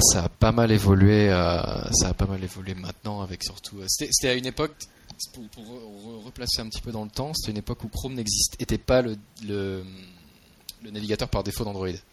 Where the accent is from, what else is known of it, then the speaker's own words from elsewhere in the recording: France; moved away as an adult; also born or lived in Marseille, France; now in San Francisco, United States; Je viens de France initialement. J'étais à, j'étais à Marseille avant de, venir, euh, de venir travailler pour Google.